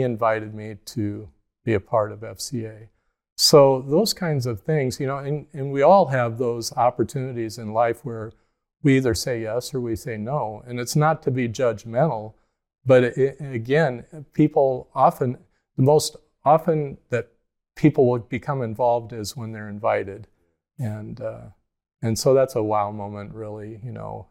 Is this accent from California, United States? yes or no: no; Mechanicsville, Iowa, United States; I grew up in Cedar County, Iowa, uh, east of Cedar Rapids, outside a little town, Mechanicsville